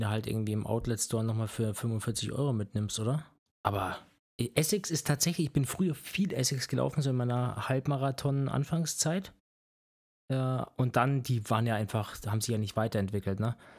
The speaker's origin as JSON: {"language": "German", "region": "Bavaria", "country": "Germany", "tie": "born or raised there", "also_born_or_lived": "Erlangen", "accent": "Franconian", "moved": "as an adult", "said": "Ich bin in Bayern aufgewachsen seit meinem zweiten Lebensjahr ungefähr dort"}